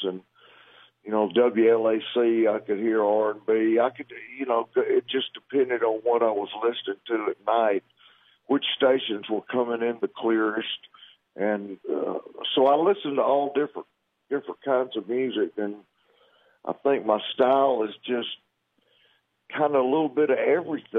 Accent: Athens, Georgia, United States; moved away as an adult; now in Nashville, United States; I'm from Athens, Georgia. We moved to Nashville in 1982, so we've been here a long time.

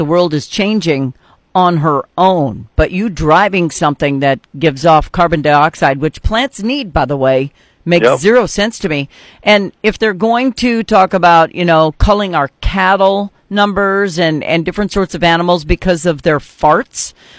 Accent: North Dakota, United States; I'm from North Dakota

